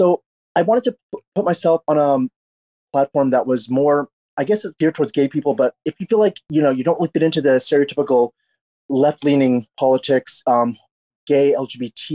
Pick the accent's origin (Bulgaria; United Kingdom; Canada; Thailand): Canada; now in Los Angeles, United States; I grew up in Canada